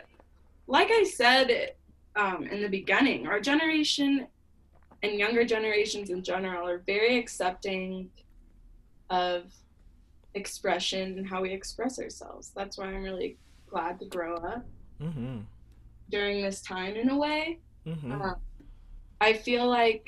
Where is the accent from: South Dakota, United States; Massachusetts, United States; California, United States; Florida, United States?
Florida, United States; Tampa; moved away; I grew up in Tampa, Florida